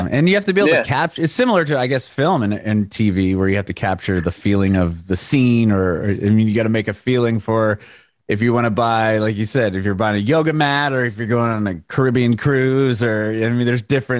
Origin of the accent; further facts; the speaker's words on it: California, United States; moved away as an adult; also born or lived in San Diego; now in Nashville, United States; We just moved to Nashville from San Diego. I'm born and raised in California as well.